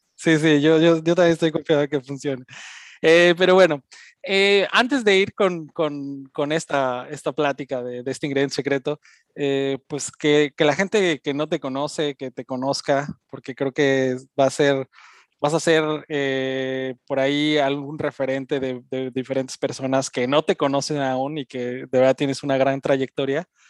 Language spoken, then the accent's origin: Spanish; Mexico City, Mexico; now in Germany; yo también soy chilango